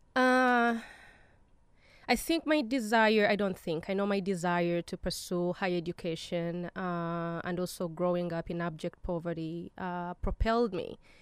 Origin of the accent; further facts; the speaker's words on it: Uganda; now in United States; I was born in Uganda